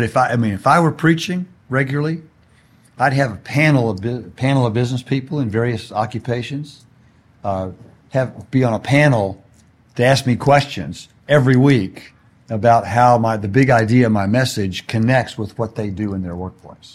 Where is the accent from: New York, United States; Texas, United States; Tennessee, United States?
Texas, United States; Houston; now in California, United States; I grew up in Houston, where Enron was based